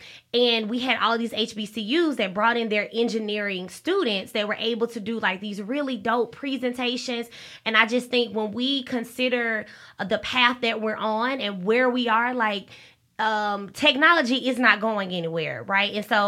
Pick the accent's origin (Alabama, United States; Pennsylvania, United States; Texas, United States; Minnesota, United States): Alabama, United States; So when I go out of town and I tell people that I'm from Alabama, that is normally the first question that they ask.